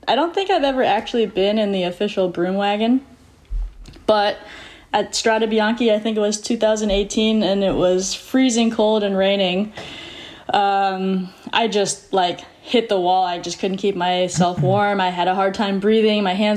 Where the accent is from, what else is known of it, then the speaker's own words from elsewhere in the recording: Tustin, California, United States; also born or lived in Newport Beach, California; I grew up in Tustin, California.